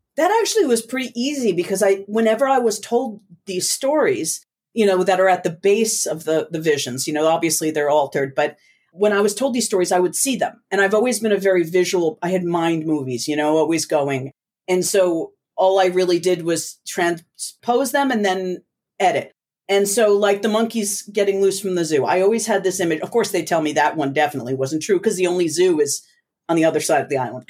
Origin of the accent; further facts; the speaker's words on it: New Jersey, United States; growing up in the States was very different.